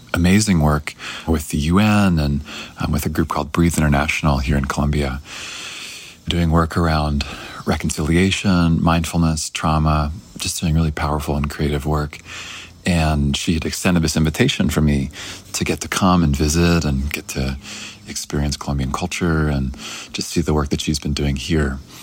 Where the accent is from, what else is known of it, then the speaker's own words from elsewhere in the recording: Canada; I'm from Canada originally.